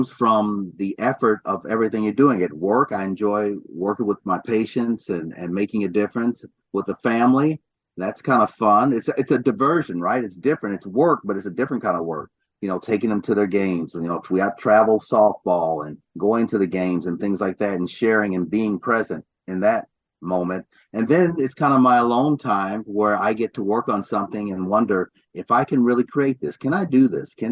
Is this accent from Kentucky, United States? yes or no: yes; Louisville, Kentucky, United States; moved away as an adult; also born or lived in Chicago, Illinois / Ithaca, New York / Ann Arbor, Michigan / Detroit, Michigan; I was born in Chicago, grew up in Louisville, Kentucky